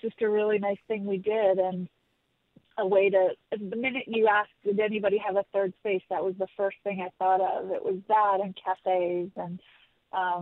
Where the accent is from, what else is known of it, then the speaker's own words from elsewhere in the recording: Toronto, Ontario, Canada; now in Santa Monica, United States; I grew up in Toronto in the mid-80s